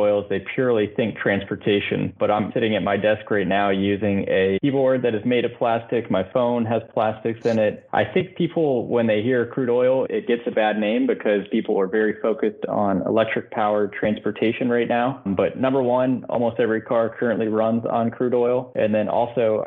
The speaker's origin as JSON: {"language": "English", "town": "Louisville", "region": "Kentucky", "country": "United States", "tie": "born or raised there", "said": "I grew up in Kentucky and living on the Ohio River in Louisville, Kentucky"}